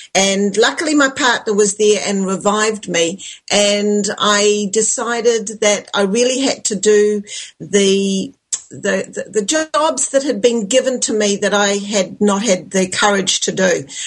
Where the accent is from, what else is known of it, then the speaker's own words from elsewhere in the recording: New Zealand; I'm from New Zealand